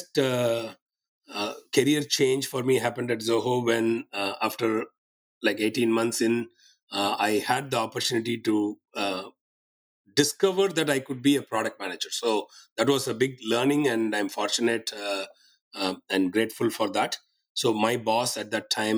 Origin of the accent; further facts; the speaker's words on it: Tiruchirappalli, Tamil Nadu, India; also born or lived in Thanjavur / Chennai; I was born in Tamil Nadu in India, in a town called Trichy. So I did all my schooling there